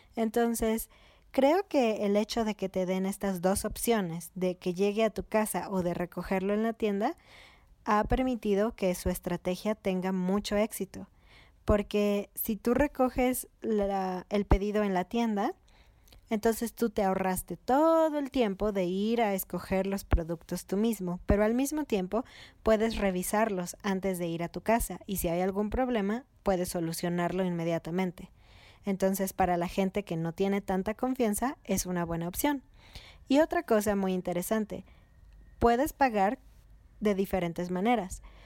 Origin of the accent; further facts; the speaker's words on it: Mexico City, Mexico; now in Querétaro, Mexico; somos de Ciudad de México